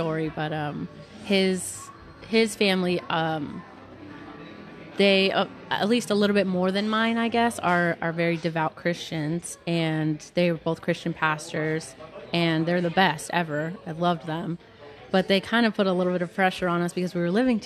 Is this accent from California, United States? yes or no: yes; California, United States; I grew up in California I went to a good school.